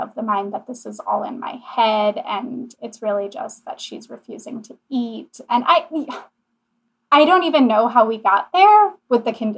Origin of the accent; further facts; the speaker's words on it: Kenosha, Wisconsin, United States; my hometown, which is Kenosha, Wisconsin